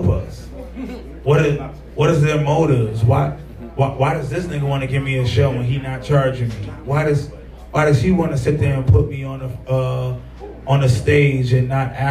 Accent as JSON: {"language": "English", "town": "New York City", "region": "New York", "country": "United States", "tie": "born or raised there", "moved": "as an adult", "lives_now": "Chicago, United States", "said": "we grew up in the same, like, you know, same environment in Coney Island"}